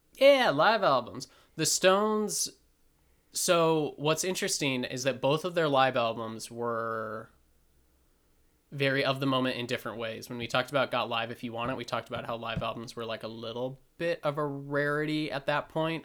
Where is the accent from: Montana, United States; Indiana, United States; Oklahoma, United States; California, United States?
Montana, United States; where we grew up in Montana